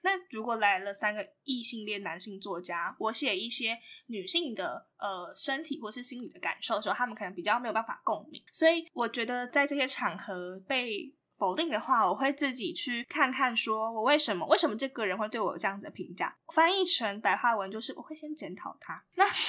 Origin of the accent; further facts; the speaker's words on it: Kaohsiung, Taiwan; moved away as an adult; now in Taipei, Taiwan; 我是高雄人